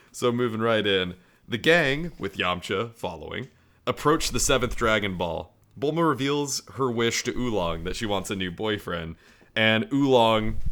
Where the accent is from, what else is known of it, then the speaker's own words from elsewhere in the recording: United States; I'm an American!